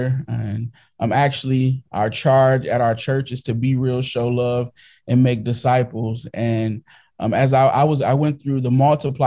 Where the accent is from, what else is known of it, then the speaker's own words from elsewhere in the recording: Inkster, Michigan, United States; I am from Inkster, Michigan.